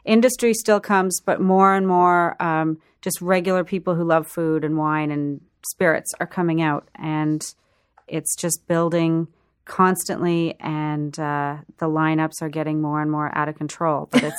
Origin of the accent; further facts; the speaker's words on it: Prince Edward Island, Canada; Because I'm from Prince Edward Island, so potato-fed beef is good.